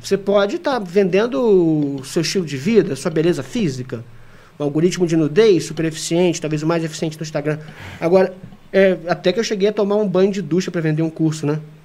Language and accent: Portuguese; Brazil; sou brasileiro